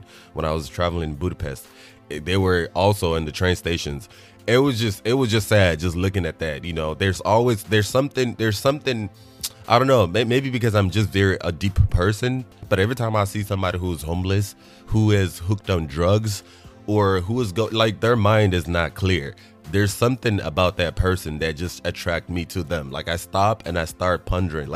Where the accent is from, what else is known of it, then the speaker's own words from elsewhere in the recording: Nigeria; moved away; I'm Nigerian, being born in Nigeria as a child